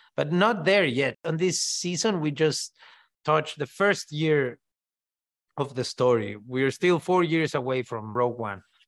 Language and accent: English; Mexico; first language Spanish; English is a second language; I grew up saying everything in Spanish, you know? I always like telling the story of R two D two and how it's called in Mexico, you know? We call it Arturito